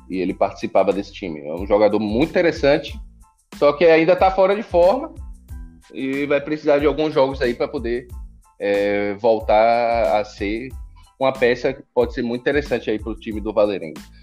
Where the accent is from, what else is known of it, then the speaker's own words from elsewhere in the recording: Brazil; somos brasileiros